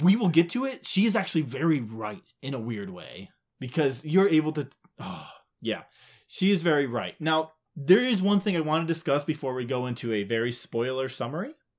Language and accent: English; Midwest, United States; we're Midwest, so, like, even if we did say it right, it would still sound wrong.